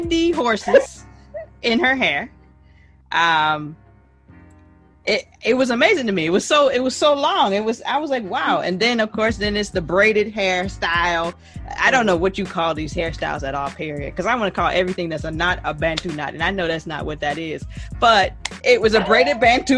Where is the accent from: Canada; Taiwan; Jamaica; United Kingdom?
Jamaica; now in United States; I'm Jamaican.